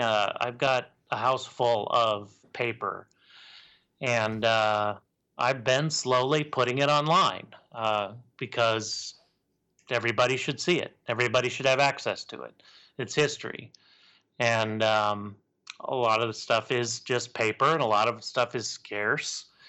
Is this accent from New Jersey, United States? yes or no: no; Portland, Oregon, United States; I was born in Portland.